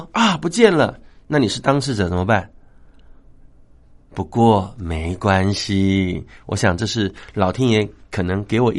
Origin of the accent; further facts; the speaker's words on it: Taiwan; 我们台湾话